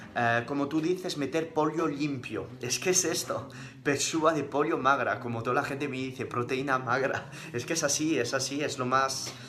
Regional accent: France; first language French; Spanish is a second language; moved away as an adult; now in Spain; mis padres son españoles, pero yo aprendí el francés, o sea, pasé 19 años viviendo en Francia

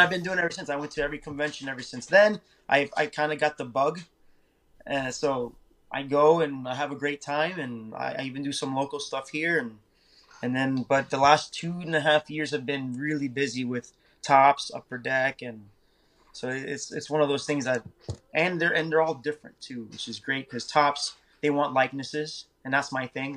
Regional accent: Naples, Florida, United States; also born or lived in Miami, Florida; I was born in Miami, so we moved here to Naples

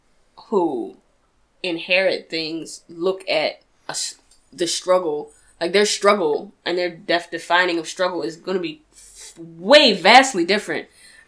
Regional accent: Baltimore, Maryland, United States; I was raised in Baltimore

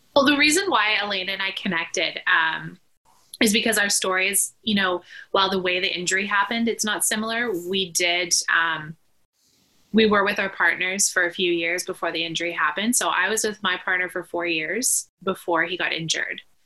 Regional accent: Vancouver, British Columbia, Canada; I'm from Vancouver, British Columbia, Canada

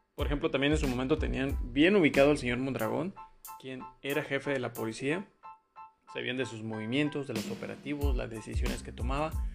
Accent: Mexico

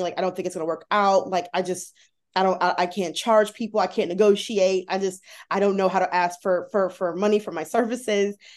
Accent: United States; I'm an American

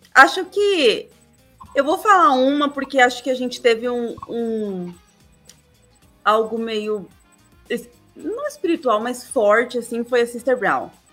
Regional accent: Lençóis Paulista, São Paulo, Brazil; Lençóis Paulista, é interior.

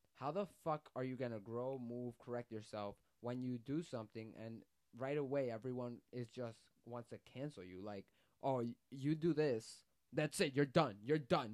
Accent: New York, United States; I was from New York

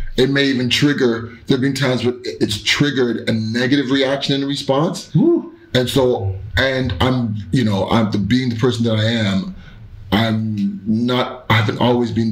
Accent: Canada; being Canadian, being Black, and being in Canada

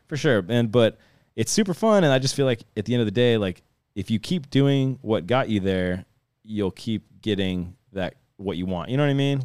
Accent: Youngstown, Ohio, United States; I grew up in Youngstown area

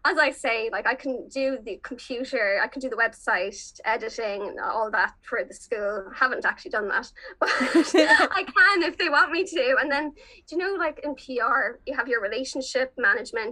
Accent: Dungarvan, Munster, Ireland; moved away; I'm originally from Dungarvan and Waterford

